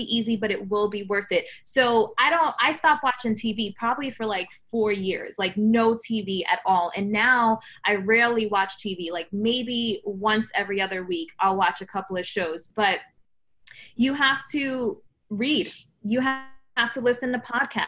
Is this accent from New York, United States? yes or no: yes; New York City, New York, United States; I was born in the Bronx, New York, single mom.